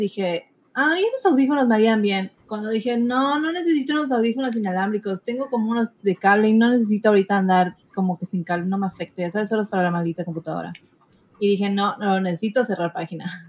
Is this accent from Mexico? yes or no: yes; Mexico; todos somos morenos, somos mexicanos